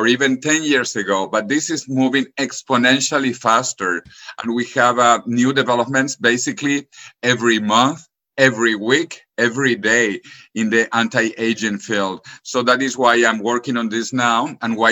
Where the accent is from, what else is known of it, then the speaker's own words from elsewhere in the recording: Venezuela; moved away as an adult; also born or lived in Spain / United States / California; now in Madrid, Spain; I grew up in Venezuela.